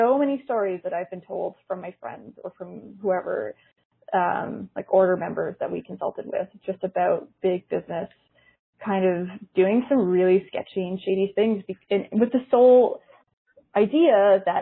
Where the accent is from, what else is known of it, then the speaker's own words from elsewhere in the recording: Canada; So I'm from Canada